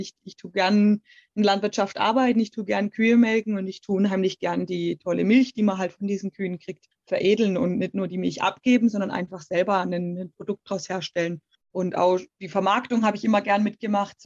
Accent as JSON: {"language": "German", "area": "Black Forest", "region": "Baden-Württemberg", "country": "Germany", "tie": "born or raised there", "said": "der Schwarzwald bedeutet für mich ganz klar natürlich meine Heimat"}